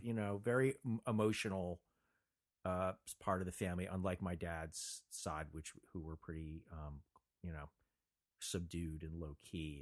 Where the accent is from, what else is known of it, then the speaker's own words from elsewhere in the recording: Montclair, New Jersey, United States; moved away as an adult; now in Los Angeles, United States; I was born and raised in New Jersey, lived in Los Angeles now for 35 years longer.